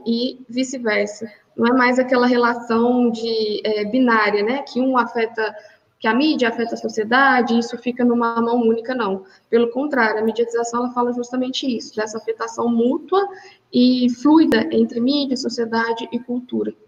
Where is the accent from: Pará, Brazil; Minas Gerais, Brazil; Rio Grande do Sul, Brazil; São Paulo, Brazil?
Minas Gerais, Brazil; Poços de Caldas; also born or lived in Belo Horizonte; eu sou de Poços de Caldas, fiz meu mestrado na PUC de BH